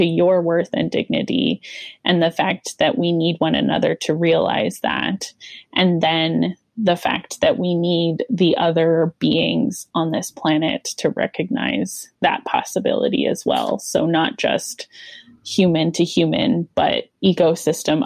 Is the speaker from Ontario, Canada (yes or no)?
no; Calgary, Alberta, Canada; also born or lived in Regina, Saskatchewan; moved to the Calgary church when I was in grade 3.